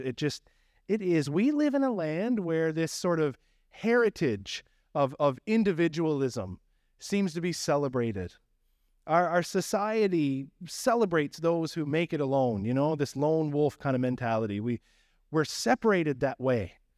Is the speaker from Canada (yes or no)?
yes; Newfoundland and Labrador, Canada; accent: Newfie; moved away; my Newfie accent